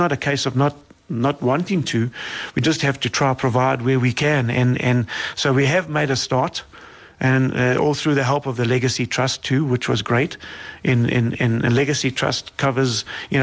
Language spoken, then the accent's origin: English; South Africa